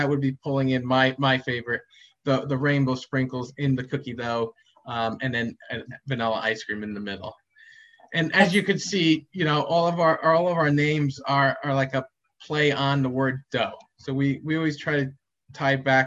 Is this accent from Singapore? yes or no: no; Madison, Connecticut, United States; when I was growing up in Madison